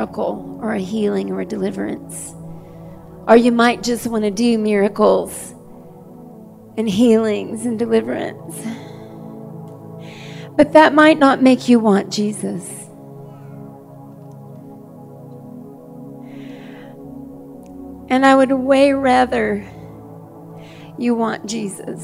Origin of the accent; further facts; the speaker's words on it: the South, United States; I was raised in the South